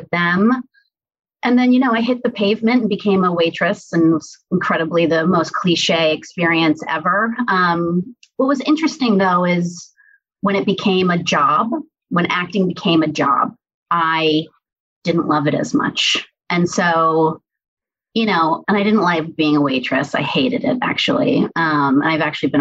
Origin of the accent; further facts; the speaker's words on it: New York City, New York, United States; I was born and raised in New York City